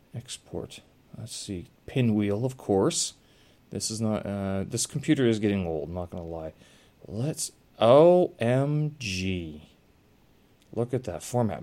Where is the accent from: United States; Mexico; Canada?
Canada; moved away; I come from Canada. I had a lot of coldness when I was growing up